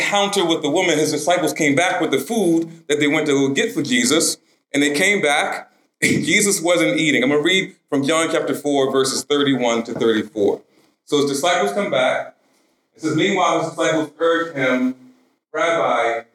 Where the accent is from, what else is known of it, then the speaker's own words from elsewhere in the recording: Baltimore, Maryland, United States; I grew up in South Baltimore, pretty rough neighborhood